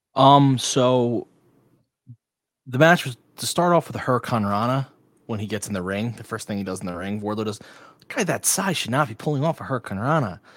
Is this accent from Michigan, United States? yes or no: no; Blackwood, New Jersey, United States; South Jerseys from Blackwood